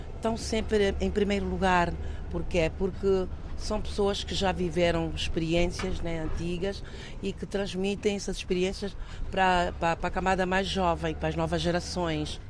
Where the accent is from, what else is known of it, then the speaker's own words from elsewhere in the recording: Angola; now in Portugal; Em Angola, sim, eu sou angolana